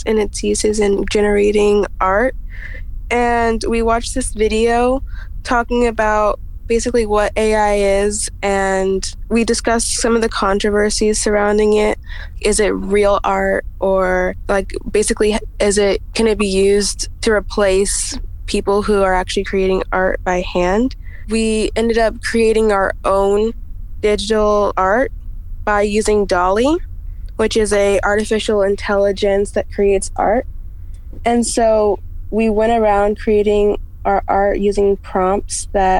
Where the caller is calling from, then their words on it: San Diego, California, United States; I'm calling from San Diego, California.